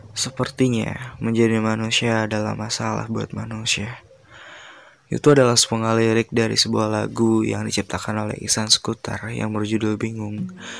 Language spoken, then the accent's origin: Indonesian; Tasikmalaya, West Java, Indonesia; lahir di Tasikmalaya pada 2002